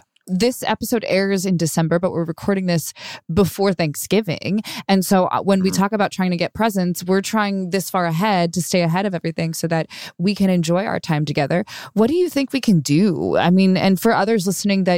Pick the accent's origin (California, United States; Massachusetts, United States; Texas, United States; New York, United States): California, United States; Long Beach; growing up in Long Beach, California